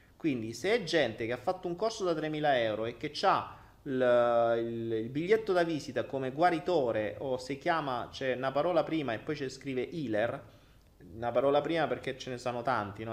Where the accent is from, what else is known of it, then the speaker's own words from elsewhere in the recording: Italy; moved away as an adult; Io me ne sono andato via dall'Italia